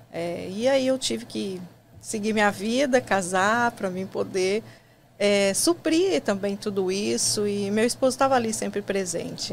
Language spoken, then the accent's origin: Portuguese; Criciúma, Santa Catarina, Brazil; moved away as an adult; now in United States; Eu sou catarinense, né? Nasci em Criciúma, um lugarzinho pequeno lá de Santa Catarina